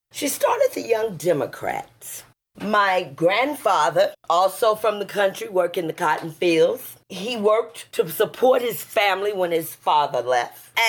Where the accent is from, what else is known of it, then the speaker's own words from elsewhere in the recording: Houston, Texas, United States; I was born in the South. I was born in Houston, Texas during the segregation and during all of the busing of black people